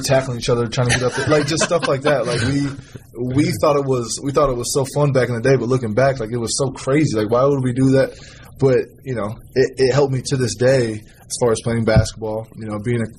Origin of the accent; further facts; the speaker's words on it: Fostoria, Ohio, United States; moved away; We were always outside, you know, playing in the streets of Fallstoria